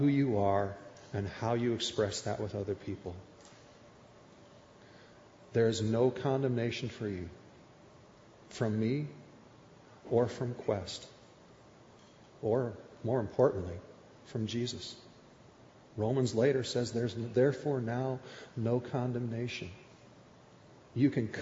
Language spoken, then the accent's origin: English; Minnesota, United States; moved away; I grew up in Minnesota as a Minnesota Vikings fan